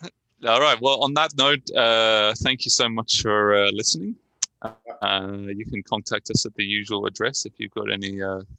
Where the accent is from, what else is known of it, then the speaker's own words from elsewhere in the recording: England, United Kingdom; people hear I'm from England and then they immediately think I love soccer, football.